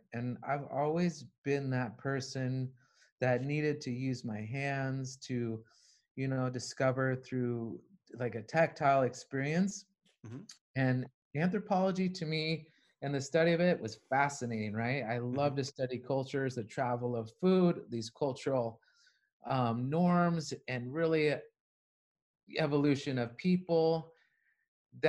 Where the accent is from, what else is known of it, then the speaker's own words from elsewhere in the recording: Arizona, United States; I'm from Arizona